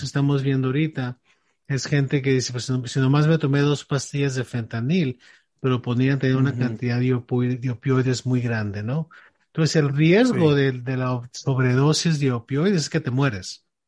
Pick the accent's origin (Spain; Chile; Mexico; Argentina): Mexico; tú y yo crecimos en México